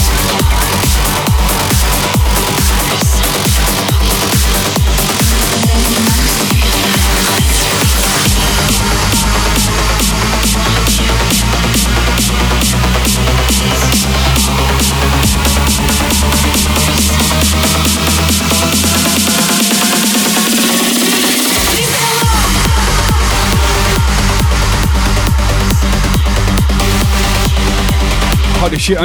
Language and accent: English; England, United Kingdom; now in Australia; I'm English. But I do, I actually fly both flags because I'm dual nationality. But I do not sound Australian.